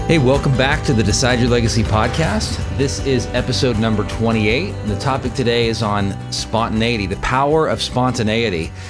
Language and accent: English; Sacramento, California, United States; moved away as an adult; also born or lived in Fair Oaks, California / Eugene, Oregon; now in Wichita, United States; I grew up in Sacramento, but I live in Kansas